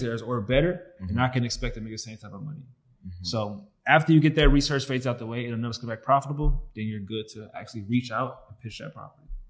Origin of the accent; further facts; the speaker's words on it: St. Louis, Missouri, United States; we come from St. Louis to inner city.